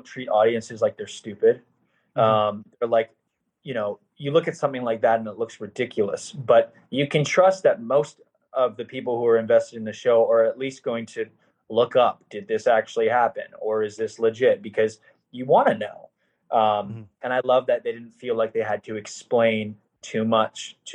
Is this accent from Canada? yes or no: yes; Canada; I'm from Canada